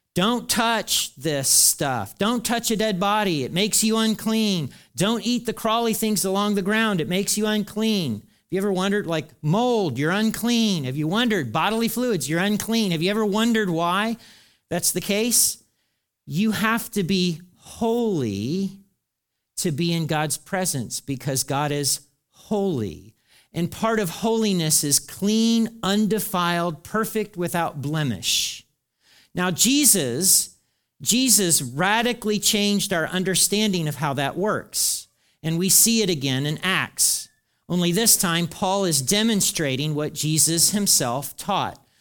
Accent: the South, United States; as we would say in the South

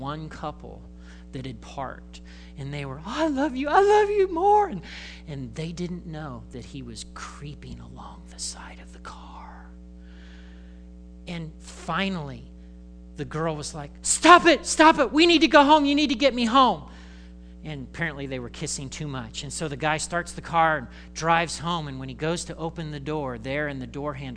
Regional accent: Indiana, United States; I grew up in Indiana.

